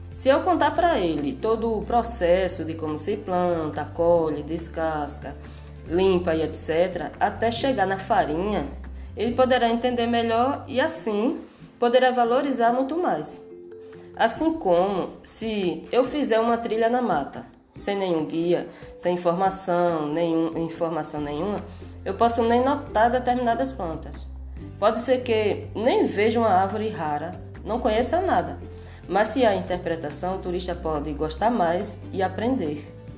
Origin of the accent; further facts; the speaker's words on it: Barreiros, Pernambuco, Brazil; also born or lived in Porto Calvo, Alagoas; nasci em Porto Calvo, Alagoas. Morei durante a minha infância no Engenho Muitas Cabras, que fica na área rural de Barreiros.